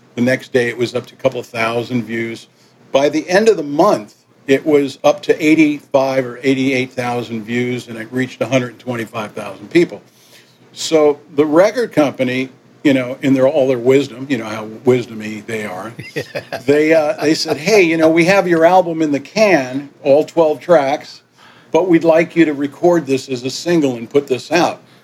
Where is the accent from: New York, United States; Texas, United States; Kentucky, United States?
New York, United States; Yonkers; also born or lived in Manhattan / Miami / Puerto Rico / Port-au-Prince, Haiti; when we went back to New York, um, I was raised in Yonkers